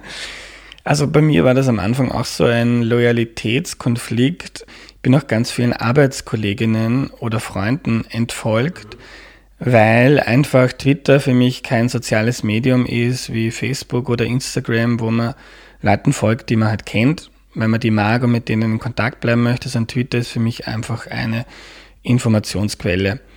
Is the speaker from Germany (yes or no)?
no; Mostviertel, Lower Austria, Austria; moved away as an adult; now in Vienna, Austria; Aus Niederösterreich, aus dem Mostviertel